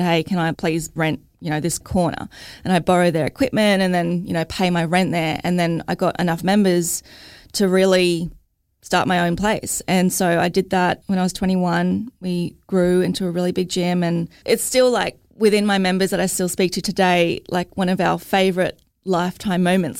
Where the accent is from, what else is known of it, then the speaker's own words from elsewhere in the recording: Logan, Queensland, Australia; I'm from Logan.